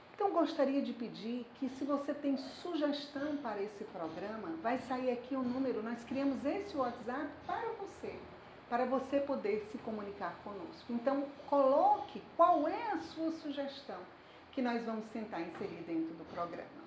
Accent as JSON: {"language": "Portuguese", "town": "Fortaleza", "region": "Ceará", "country": "Brazil", "tie": "born or raised there", "said": "eu sou de Fortaleza"}